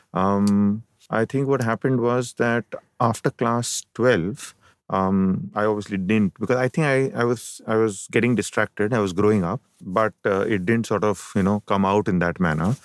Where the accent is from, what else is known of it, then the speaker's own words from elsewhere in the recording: Mumbai, Maharashtra, India; also born or lived in Kerala / Ajmer / Chennai; I have been born and brought up in Bombay